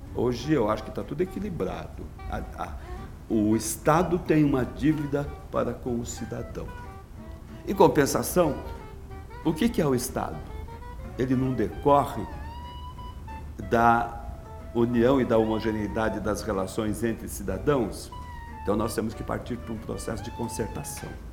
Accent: Araraquara, São Paulo, Brazil; eu sou de uma região canavieira, eu sou de Araraquara

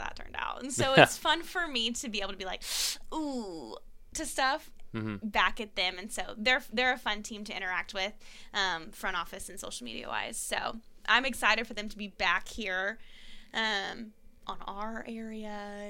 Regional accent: Texas, United States; moved away; I am from Texas, and my team growing up was the Texas Rangers

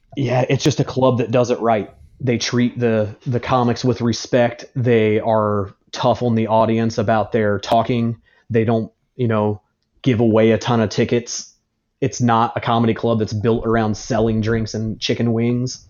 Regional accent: Indiana, United States; moved away as an adult; also born or lived in New York; now in Indianapolis, United States; I'm from Indiana, but I've been in New York, and I moved back to Indianapolis in October of twenty ten

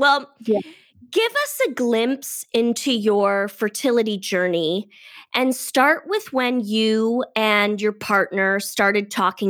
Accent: Detroit, Michigan, United States; now in California, United States; I'm from Detroit and I speak out of my nose. So I'm very nasally.

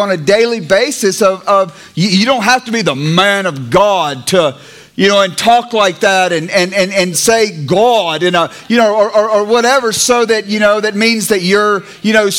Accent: Clarksdale, Mississippi, United States; moved away; also born or lived in California; Clarksdale Baptist Church where I grew up in Mississippi

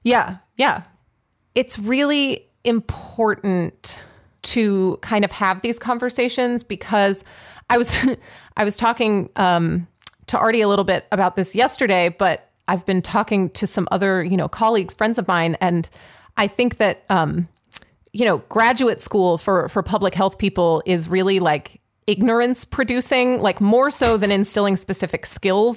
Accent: Pittsburgh, Pennsylvania, United States; Pittsburgh, which, uh, regular listeners will know is my hometown.

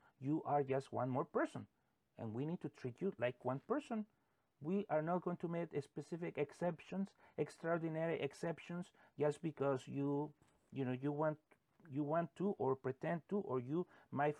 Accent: United States; we as American citizens

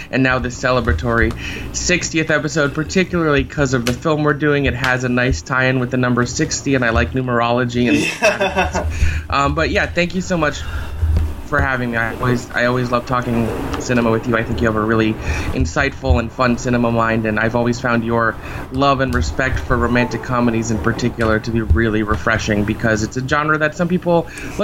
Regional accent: South Florida, United States; moved away; the theater I saw it at in my hometown in South Florida

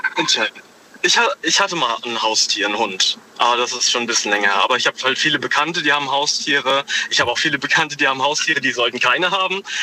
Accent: Homburg, Saarland, Germany; Ich bin aus Homburg im Saarland

